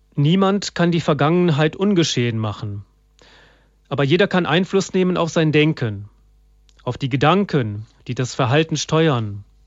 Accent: Germany; bei uns in Deutschland

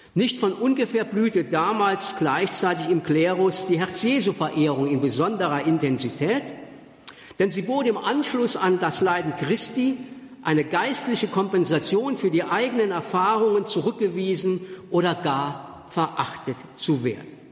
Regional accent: Germany; accent: Moselle Franconian; first language Moselle Franconian; in meinem moselfränkischen Dialekt den ich als Muttermilch sozusagen genossen habe

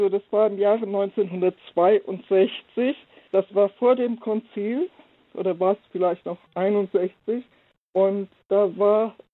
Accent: Oldenburg, Lower Saxony, Germany; also born or lived in Herborn / Frankfurt; als ich in Oldenburg Stadt aufs Gymnasium ging und ich bin also immer in der Diaspora aufgewachsen. Ich war vorher in Hessen, wir sind da ausgebombt, nach Hessen von, Fra nach ähm, Herborn von Frankfurt

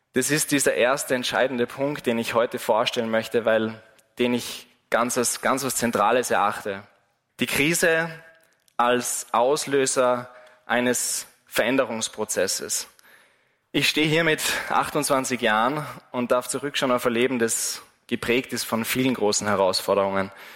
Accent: Wals-Siezenheim, Salzburg, Austria; von meiner Heimatgemeinde von Wals

